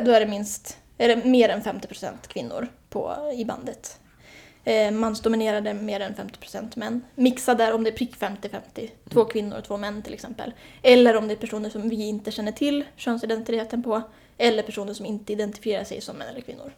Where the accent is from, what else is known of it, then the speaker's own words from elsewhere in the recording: Hälsingland, a small village outside Hudiksvall, Gävleborg County, Sweden; moved away as an adult; now in Stockholm, Sweden; Jag kommer från Hälsingland, viktigt. En liten by utanför Hudiksvall, Glada Hudik.